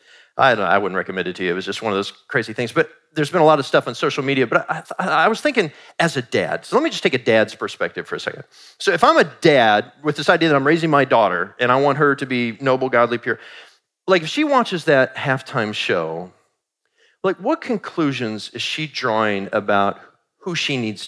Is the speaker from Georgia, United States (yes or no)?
no; Kansas City, Missouri, United States; So Kansas City is actually my hometown. I was born in Kansas City, Missouri, at St. Joseph's Medical Center